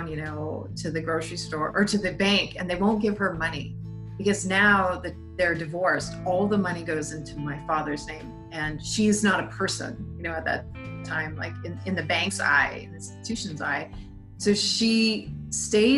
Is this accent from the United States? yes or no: no; Montreal, Quebec, Canada; moved away; I grew up in initially in Montreal